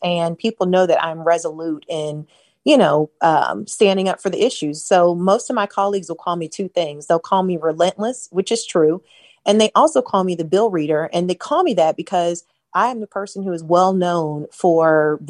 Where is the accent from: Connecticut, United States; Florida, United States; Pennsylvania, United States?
Florida, United States; St. Petersburg; also born or lived in Lakeland, Florida / Gainesville, Florida; So I grew up in St. Petersburg. And then when I was in the seventh grade, my dad got an opportunity to pastor a church in Lakeland, Florida. So we moved to Lakeland